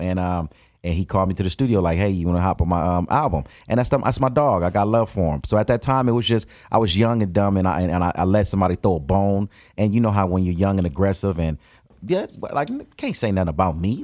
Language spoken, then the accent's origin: English; Compton, California, United States; born and raised in Compton.